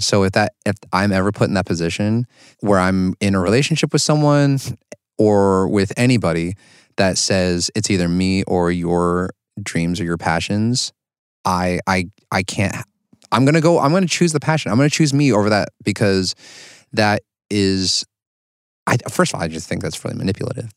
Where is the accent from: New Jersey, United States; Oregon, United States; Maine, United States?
Oregon, United States; I grew up in Oregon all my life